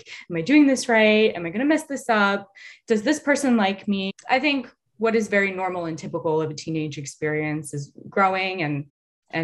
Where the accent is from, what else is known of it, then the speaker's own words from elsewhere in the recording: United States; being a young girl growing up in the suburbs of America